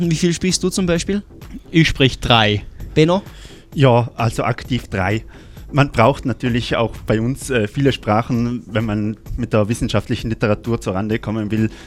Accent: Trentino-Alto Adige, Italy; Äh, ich komme aus Südtirol, habe in Innsbruck Griechisch und Latein studiert

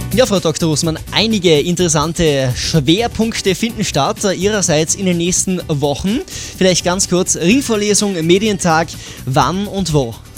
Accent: Tyrol, Austria; Bei uns in Tirol

